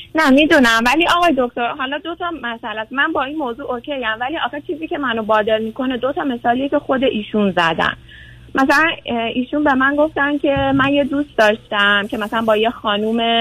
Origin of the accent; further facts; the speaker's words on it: Tehran, Tehran Province, Iran; moved away as an adult; also born or lived in Europe / Canada; now in California, United States; ما تهران زندگی میکردیم